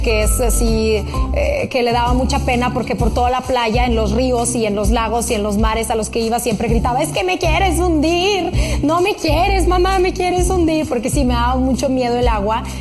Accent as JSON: {"language": "Spanish", "country": "Russia", "tie": "born or raised there", "moved": "yes", "lives_now": "Mexico", "said": "siendo una niña rusa"}